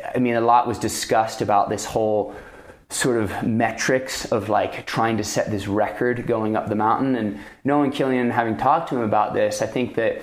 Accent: France; also born or lived in Pacific Northwest; now in United States; when I first came to the U.S., I grew up in France

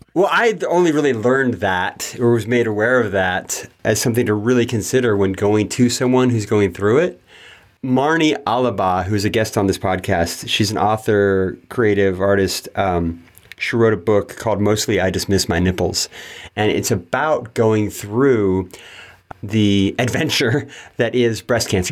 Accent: Yuba City, California, United States; also born or lived in Marysville, California; I was born in Yuba City, California

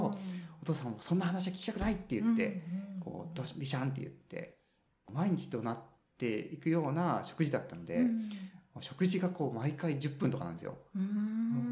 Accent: Makinohara, Shizuoka, Japan; born or raised there; moved away as an adult; also born or lived in Tokyo / Nagano; now in Fukuoka, Japan

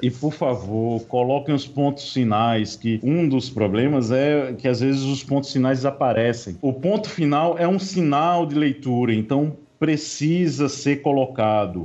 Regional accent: Paraíba, Brazil; como um bom paraibano

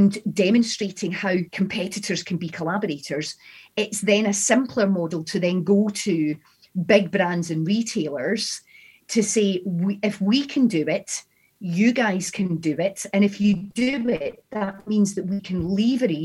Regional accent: Scotland, United Kingdom; accent: Scottish; my Scottish accent

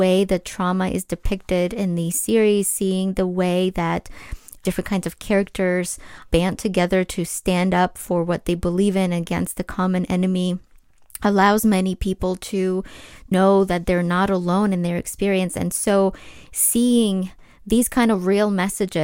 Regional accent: Ukraine; English is a second language; now in United States; I was born and raised in Ukraine

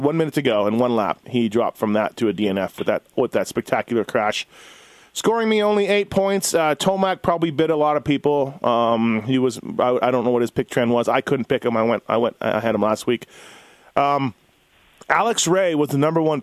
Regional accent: Canada; I'm Canadian and I love Canada

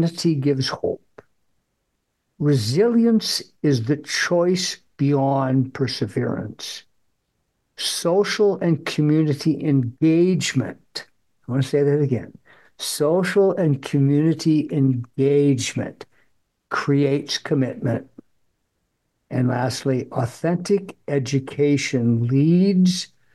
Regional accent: Fargo, North Dakota, United States; I grew up in Fargo, went through the Catholic school system

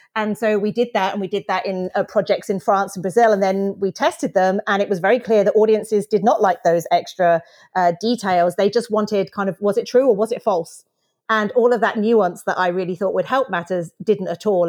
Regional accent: United Kingdom; I'm British

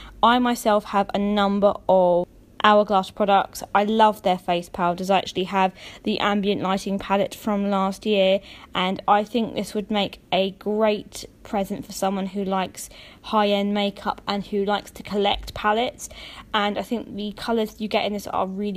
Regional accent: United Kingdom; I'm from the United Kingdom

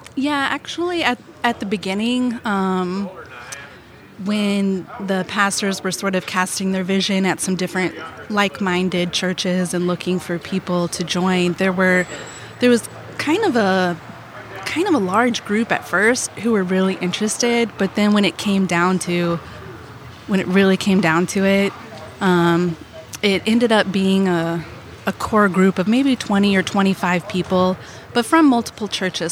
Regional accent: Arnold, Missouri, United States; now in South County, St. Louis, United States; I grew up in Arnold

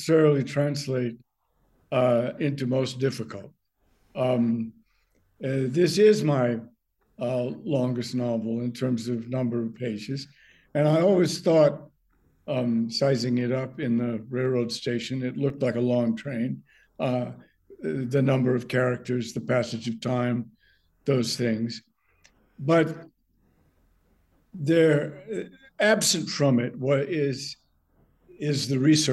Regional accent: New Hampshire, United States; moved away; also born or lived in Vermont; I grew up in New Hampshire. I learned to ski when I was very young

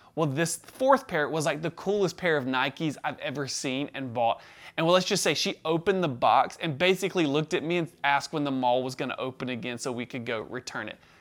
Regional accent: the South, United States; we were raised in the South

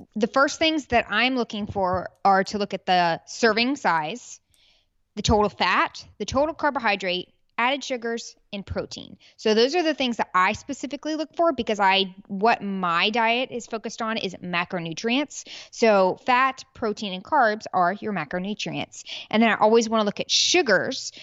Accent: Peachtree City, Georgia, United States; also born or lived in Birmingham, Alabama; now in Houston, United States; I was born in Birmingham, Alabama, raised in Peachtree City, Georgia, and now I'm a Texas gal.

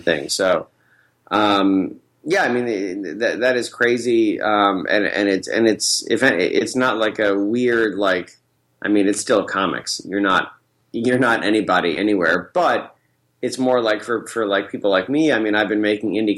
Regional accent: Central New York, United States; moved away; I'm from Central New York, so many people have never left where I'm from

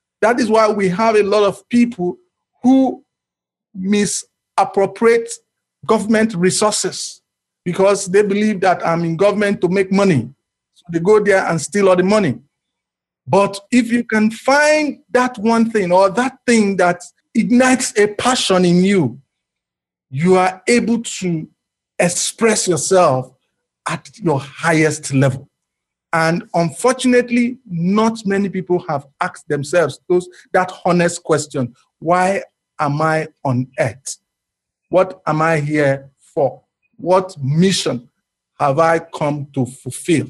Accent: Nigeria; as a Nigerian

